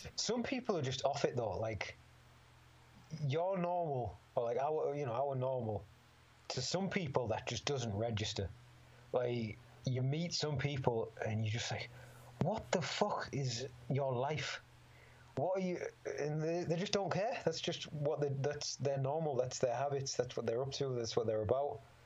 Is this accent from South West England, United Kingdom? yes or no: no; Middlesbrough, North East England, United Kingdom; born or raised there